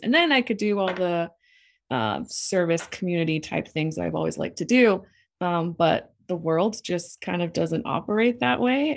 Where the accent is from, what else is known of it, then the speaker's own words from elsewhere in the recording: El Paso, Texas, United States; moved away as an adult; now in Los Lunas, United States; I was born and raised in El Paso, Texas